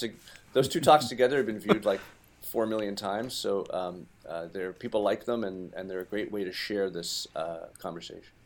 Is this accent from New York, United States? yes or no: no; Brookline, Massachusetts, United States; my hometown of Brookline